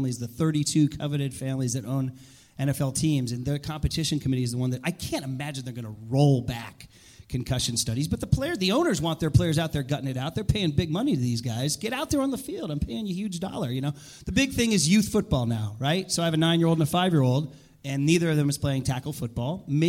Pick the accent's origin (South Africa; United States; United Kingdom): United States; I'm an American. I'm a real American